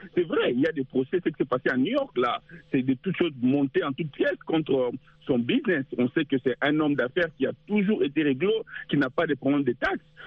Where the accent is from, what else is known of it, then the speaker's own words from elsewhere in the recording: DR Congo; now in United States; chez nous au Congo, à l'est du pays